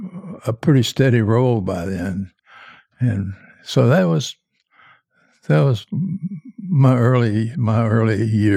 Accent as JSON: {"language": "English", "town": "Richmond", "region": "Virginia", "country": "United States", "tie": "born or raised there", "said": "In Richmond, I grew up in Richmond"}